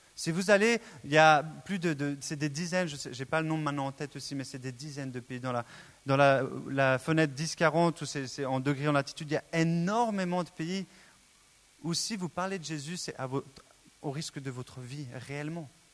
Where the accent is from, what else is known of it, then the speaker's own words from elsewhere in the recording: Switzerland; Je suis né en Suisse